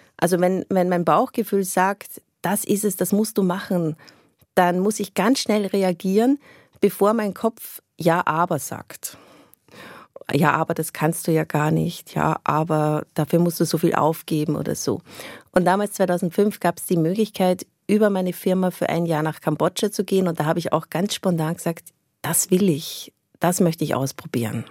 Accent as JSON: {"language": "German", "country": "Austria", "tie": "born or raised there", "moved": "as an adult", "said": "ich bin im, im Umkreis von Wien aufgewachsen, aber doch eher ländlich."}